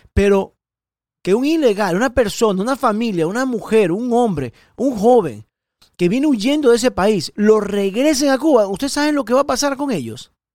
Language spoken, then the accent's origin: Spanish; Ecuador; now in Miami, United States; especialista en protección ejecutiva ecuatoriano, nací en Ecuador